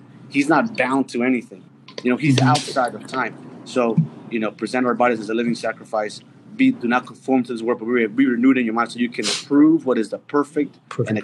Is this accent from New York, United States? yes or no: yes; New York City, New York, United States; moved away; I grew up in New York City.